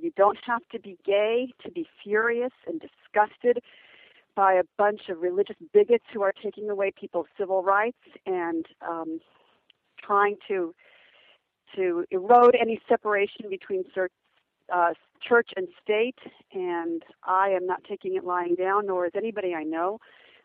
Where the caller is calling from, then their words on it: California, United States; I'm calling from California